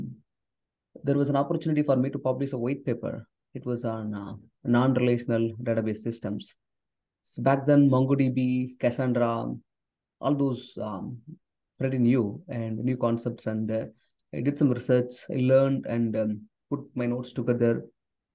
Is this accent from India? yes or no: yes; South India, India; first language Tamil; English is a second language; I come from a background where English is not my first language. Tamil, which is my native language. I come from southern part of India